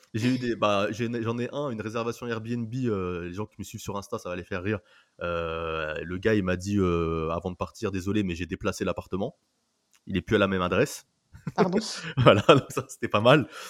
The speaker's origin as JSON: {"language": "French", "country": "France", "said": "en tant que Français"}